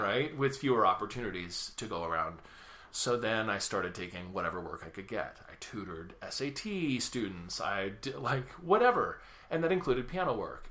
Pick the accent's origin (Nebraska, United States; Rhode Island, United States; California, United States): California, United States; Sacramento; music Circus is in my hometown. That's Sacramento.